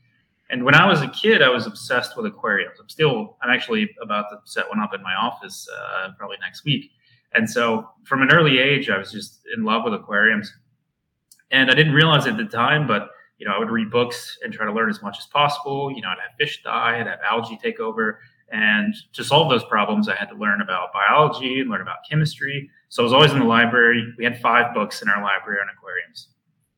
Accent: McComb, Mississippi, United States; moved away as an adult; also born or lived in Hattiesburg, Mississippi; now in Berkeley, United States; I'm born and raised in McComb, Mississippi

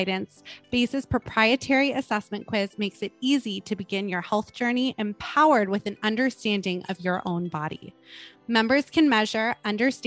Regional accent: Los Angeles, California, United States; I was born in Los Angeles

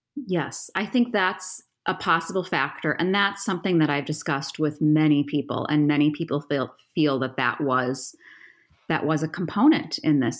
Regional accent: Appleton, Wisconsin, United States; moved away; also born or lived in Colorado; I'm from Appleton, Wisconsin

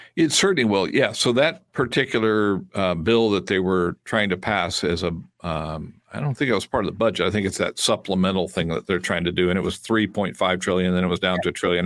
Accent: United States; I'm American, and I'm proud to be an American

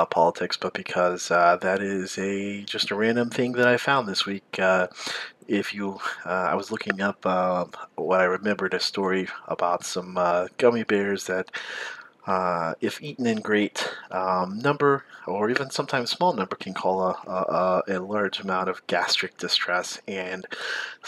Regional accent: the South, United States; I grew up in the South

